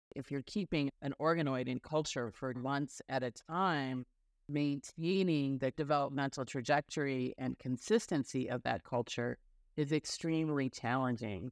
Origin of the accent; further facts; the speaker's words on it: rural Illinois, United States; also born or lived in Cairo, Egypt; I was born in Cairo, Egypt, but moved to the United States when I was really young and grew up in rural Illinois.